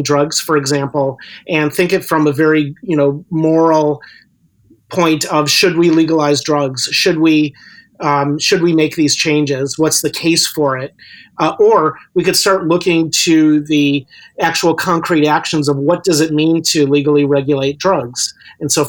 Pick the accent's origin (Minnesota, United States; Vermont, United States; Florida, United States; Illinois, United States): Illinois, United States; Chicago; moved away as an adult; also born or lived in Wisconsin; now in Vancouver, Canada; I was born and raised in Chicago area, but I lived in Wisconsin for a decade